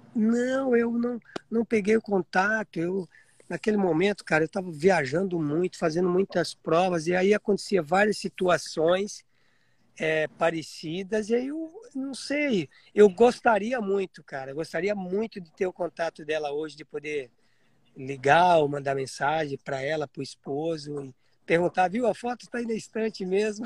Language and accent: Portuguese; Piedade, São Paulo, Brazil; now in Florida, United States; Eu sou de Piedade, sou do interior de São, sou em Piedade, interior de São Paulo.